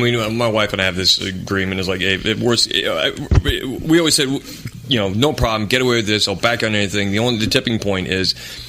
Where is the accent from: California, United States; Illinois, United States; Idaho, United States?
Idaho, United States; moved away as an adult; now in Europe; growing up in Idaho